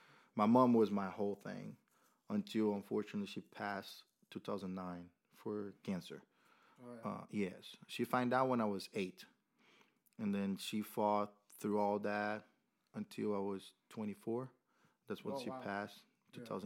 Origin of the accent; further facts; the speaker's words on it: Rio de Janeiro, Brazil; English is a second language; moved away as an adult; now in Murfreesboro, United States; Born and raised in Rio, and then moved here after